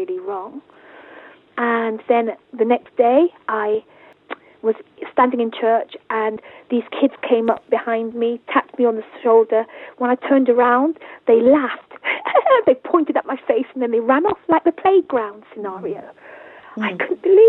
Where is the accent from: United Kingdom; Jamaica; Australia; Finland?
Jamaica; we're Jamaican, so in our culture we have daily wakes